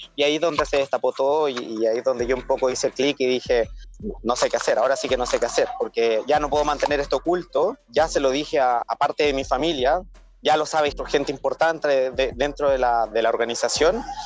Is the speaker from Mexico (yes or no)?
no; Chile; moved away as an adult; now in Australia; soy chileno, pero actualmente estoy residiendo en Australia hace ya casi un año y medio.